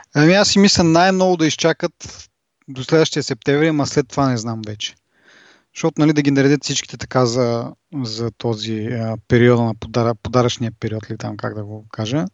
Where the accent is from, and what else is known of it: Bulgaria; accent: Bulgarian